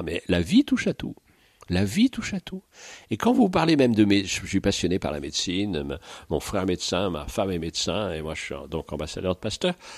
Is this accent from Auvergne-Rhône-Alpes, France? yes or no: no; Paris, Île-de-France, France; also born or lived in Île-de-Bréhat; je suis né à Paris, petit Parisien